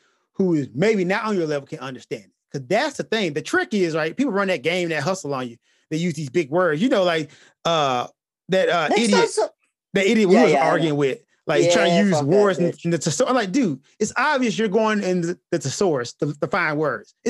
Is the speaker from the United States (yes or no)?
yes; the South, United States; moved away as an adult; now in Japan; this is something we grew up with in the South, being Black